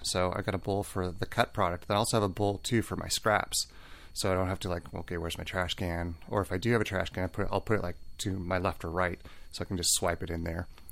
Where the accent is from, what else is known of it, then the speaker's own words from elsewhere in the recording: Seattle, Washington, United States; now in Santa Barbara, United States; I'm from Seattle